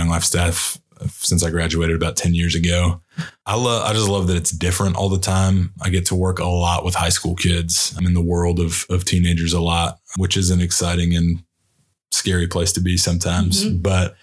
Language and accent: English; Texas, United States; I'm from Sherland, Texas